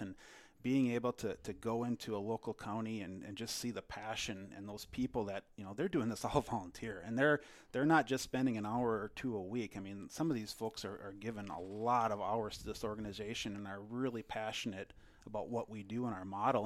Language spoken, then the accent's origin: English; Delano, Minnesota, United States; I grew up in Delano, Minnesota, uh, just, uh, west of the Twin Cities